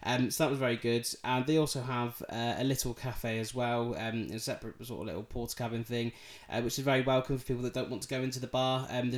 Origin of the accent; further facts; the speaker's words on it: Plymouth, South West England, United Kingdom; accent: Yorkshire; also born or lived in Bridlington; I was born in Bridlington. So by birth, yes, I am a Yorkshire man. Thick accent and everything, you can really tell that. Now, I did only live up there for a year or two of my life until my family moved to Plymouth